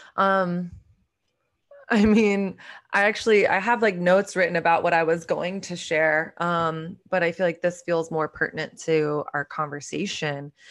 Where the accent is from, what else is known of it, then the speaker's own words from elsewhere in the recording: Dallas, Texas, United States; moved away as an adult; now in New York City, United States; I grew up in Dallas, Texas.